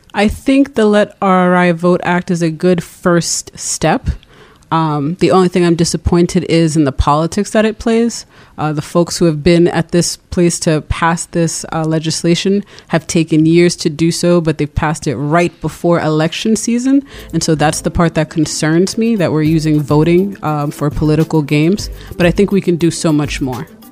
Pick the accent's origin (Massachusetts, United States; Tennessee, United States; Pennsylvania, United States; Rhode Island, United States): Rhode Island, United States; Providence; also born or lived in Brooklyn, New York; I was born in Brooklyn, uh, grew up in Rhode Island